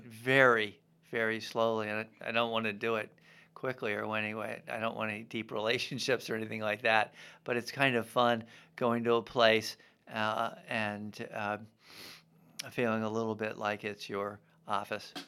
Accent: Baltimore, Maryland, United States; moved away as an adult; also born or lived in Vermont / Memphis / Washington; born in Baltimore, um, and went to Gilman.

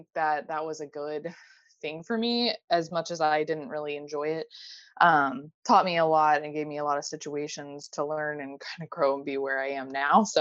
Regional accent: Ohio, United States; also born or lived in North Carolina; I was raised in Ohio. I've lived here pretty much my whole life

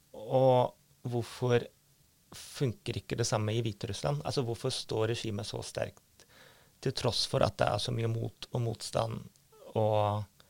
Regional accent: Germany; now in Norway; jeg er født i Øst-Tyskland

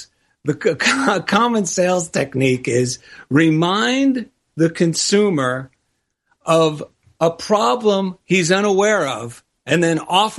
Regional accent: New Jersey, United States; now in Culver City, United States; I grew up in New Jersey

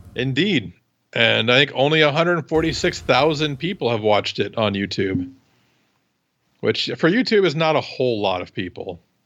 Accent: Iowa, United States; I'm from Iowa

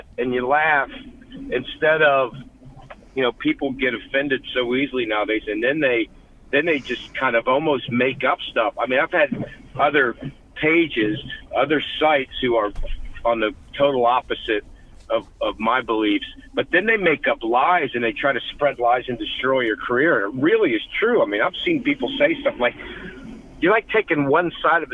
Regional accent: Ohio, United States; I grew up here in Ohio

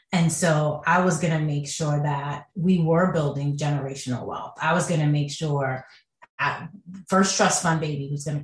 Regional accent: Jamaica; now in United States; and we come from Jamaica, which is a cash country.

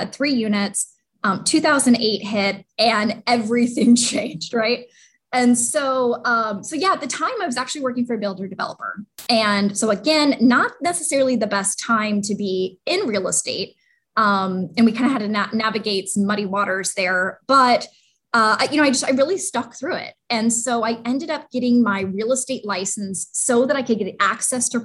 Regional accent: Seattle, Washington, United States; I'm originally from Seattle, Washington, so the Pacific Northwest

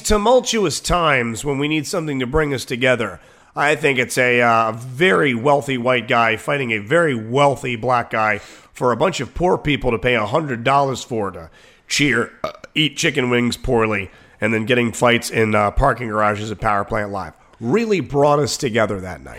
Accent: Waldorf, Maryland, United States; growing up in Waldorf

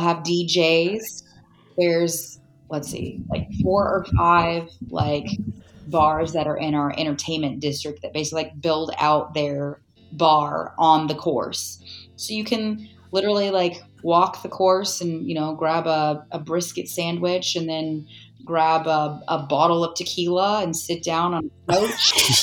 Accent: California, United States; now in Scottsdale, United States; I'm from California. I will never go back to California.

